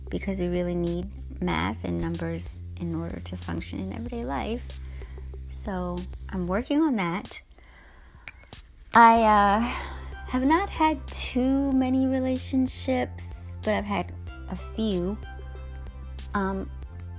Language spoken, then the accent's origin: English; United States; also born or lived in Guyana; So I grew up in the States. This is really all I know.